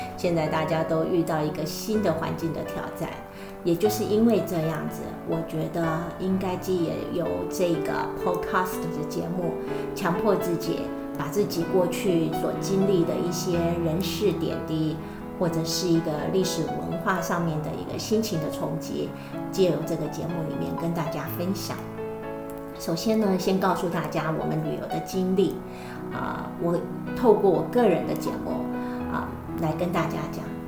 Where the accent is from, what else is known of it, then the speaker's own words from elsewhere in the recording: Taiwan; now in New Zealand; 我来自于台湾，现在住在纽西兰，自己本身也是一位旅游从事人员，跟幸福的是，深耕先生一起在纽西兰经营一家旅行社